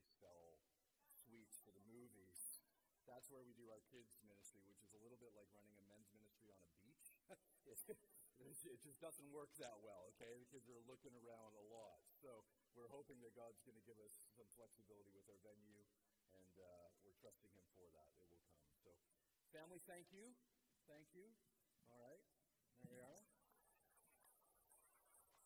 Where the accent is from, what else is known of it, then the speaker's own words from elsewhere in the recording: Fredericton, New Brunswick, Canada; now in Ottawa, Canada; We live in Ottawa now. I grew up here in Fredericton, so being able to be back in my home city